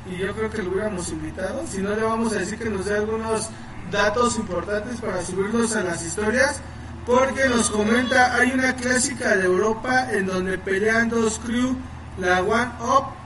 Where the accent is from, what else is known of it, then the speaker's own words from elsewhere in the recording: Mexico; Como mexicano